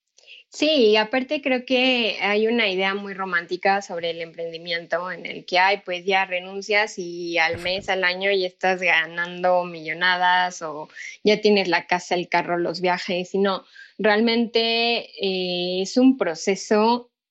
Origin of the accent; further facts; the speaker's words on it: Pachuca, Hidalgo, Mexico; yo soy de Pachuca Hidalgo